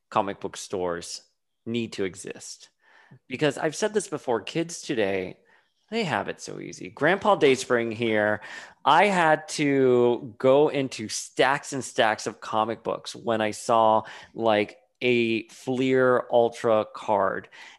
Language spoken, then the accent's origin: English; Miami, Florida, United States; I grew up in Miami during the 80s and the 90s at the height of the cocaine wars